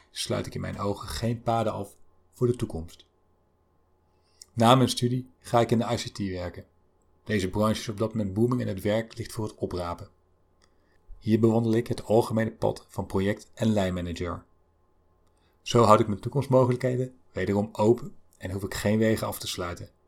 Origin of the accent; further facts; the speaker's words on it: North Brabant, Netherlands; Ik ben geboren en getogen in het Brabantse land.